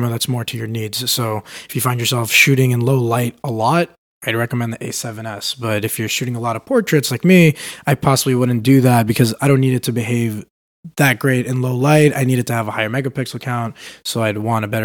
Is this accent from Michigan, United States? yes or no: no; New York City, New York, United States; now in San Francisco, United States; I grew up in Brooklyn, New York